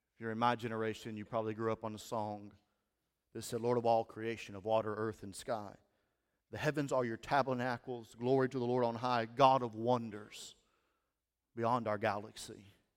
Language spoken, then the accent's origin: English; Steele, Missouri, United States; moved away as an adult; also born or lived in Denton, Missouri / Caruthersville, Missouri; now in Cape Girardeau, United States; I grew up in Steele, Missouri